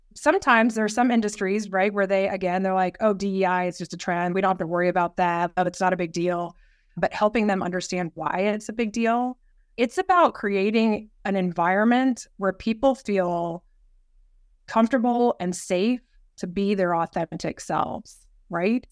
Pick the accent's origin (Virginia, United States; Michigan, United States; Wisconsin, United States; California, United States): Virginia, United States; Yorktown; moved away as an adult; also born or lived in Washington, D.C.; I grew up in Southern Virginia, down near Yorktown. My dad retired military